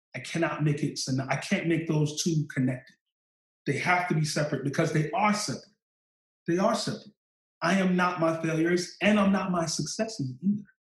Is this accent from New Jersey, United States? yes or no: no; New York City, New York, United States; I come from Eastern New York, Brooklyn.